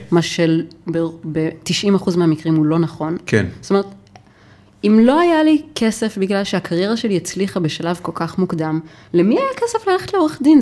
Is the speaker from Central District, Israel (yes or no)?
no; Nof HaGalil, Northern District, Israel; גדלתי בנצרת עילית